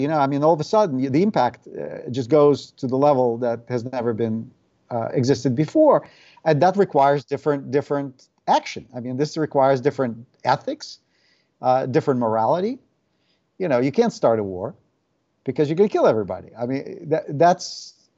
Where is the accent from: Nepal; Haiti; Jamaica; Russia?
Russia; Saint Petersburg; English is a second language; moved away as an adult; now in United States; I was born in the Soviet Union and grew up there in St. Petersburg. Uh, emigrated with my family when I was 19.